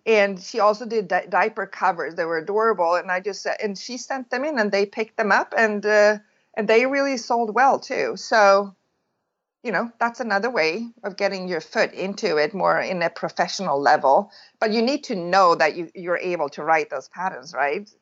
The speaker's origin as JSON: {"language": "English", "country": "Sweden", "tie": "born or raised there", "moved": "as an adult", "lives_now": "California, United States", "said": "I'm born and raised in Sweden"}